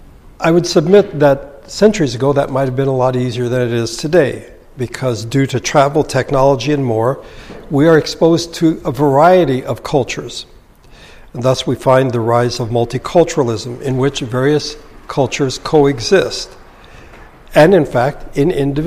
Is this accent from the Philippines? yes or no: yes; Philippines; English is a second language; I was raised in the Philippines, and so there's a Filipino aspect to the culture I have. But I was raised in the mountains with a cultural minority, but we spoke the language of the lowlanders.